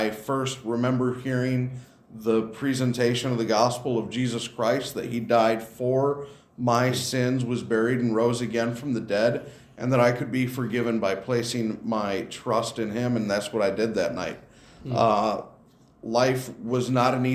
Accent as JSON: {"language": "English", "town": "Rockton", "region": "Illinois", "country": "United States", "tie": "born or raised there", "said": "I grew up in the Rockton, Illinois area."}